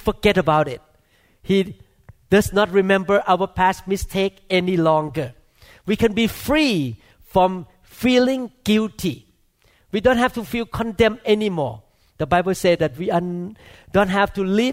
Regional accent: Thailand; moved away; I grew up in Thailand

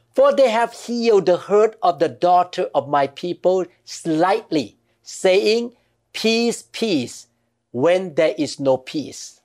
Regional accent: Thailand; growing up in Thailand

